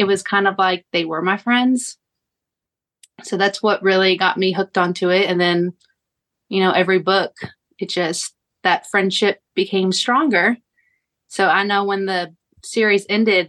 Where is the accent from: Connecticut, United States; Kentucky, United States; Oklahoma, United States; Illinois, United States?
Kentucky, United States; I am from Kentucky